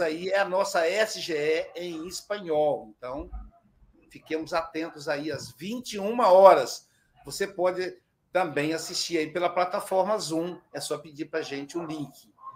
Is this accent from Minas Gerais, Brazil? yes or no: yes; Muriaé, Minas Gerais, Brazil; born or raised there